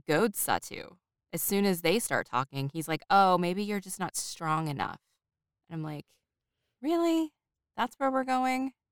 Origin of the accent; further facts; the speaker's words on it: United States; I am an American